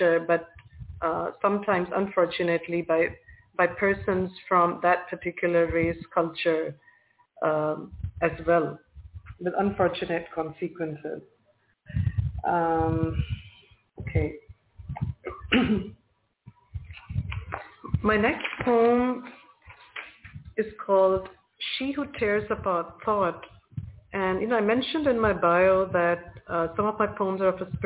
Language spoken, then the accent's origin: English; India; also born or lived in Toronto; I'm from India and that I was born into a Hindu family